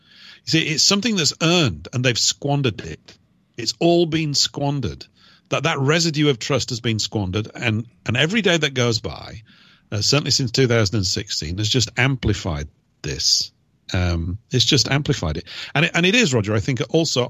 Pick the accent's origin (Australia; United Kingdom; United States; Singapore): United Kingdom; I'm a British person